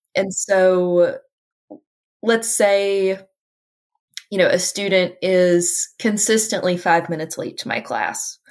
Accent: Appalachia, United States; I'm an Appalachian

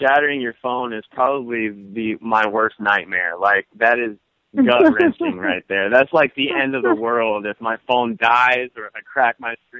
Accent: North Carolina, United States; moved away as an adult; now in New York City, United States; I'm originally from North Carolina, but I've lived here in New York City for about 2 years.

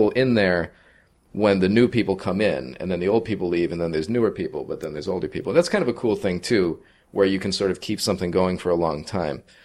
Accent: Agawam, Massachusetts, United States; moved away as an adult; also born or lived in Jersey City, New Jersey; I'm from Agawam, Massachusetts, in Western Massachusetts

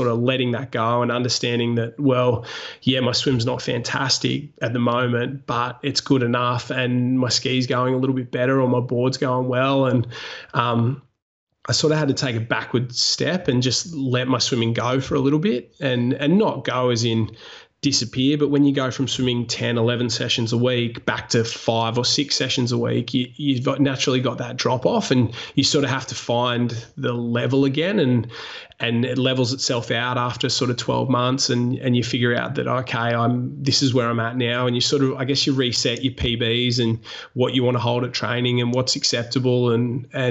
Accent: Wollongong, New South Wales, Australia; also born or lived in Sydney; I moved home from Sydney to Wollongong, was living with mum and dad

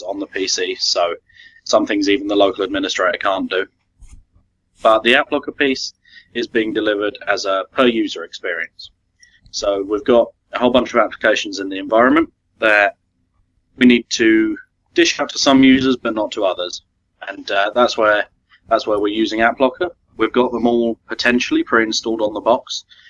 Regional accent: United Kingdom; accent: British; if I put on my proper accent, I'm very much British

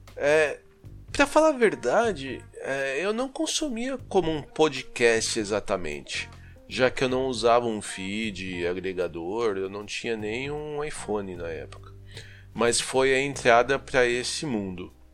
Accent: Osasco, São Paulo, Brazil; moved away as an adult; also born or lived in Campinas, Brazil; now in Ettlingen, Germany; Eu sou de Osasco, São Paulo. E hoje eu moro na Alemanha, numa pequena cidade chamada Ettlingen

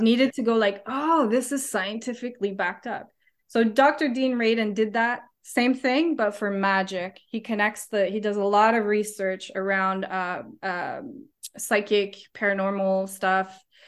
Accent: Canada; moved away as an adult; now in New Zealand; I'm Canadian

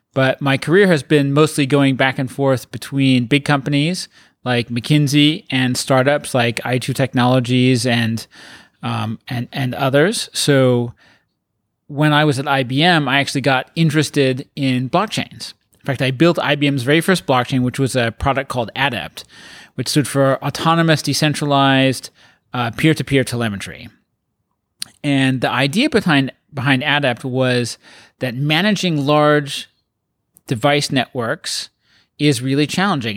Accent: Colorado, United States; also born or lived in England; now in San Francisco, United States; I uh, grew up in mostly in Colorado

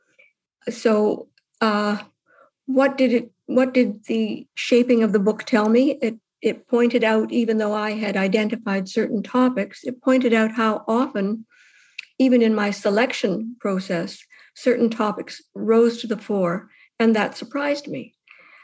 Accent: Winnipeg, Manitoba, Canada; The cultural background growing up in Winnipeg in an area called what was a notable area, the socialist area, north end of Winnipeg

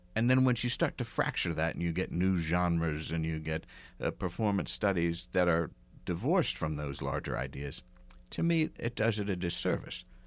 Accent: outside of Philadelphia, Pennsylvania, United States; I grew up outside of Philadelphia

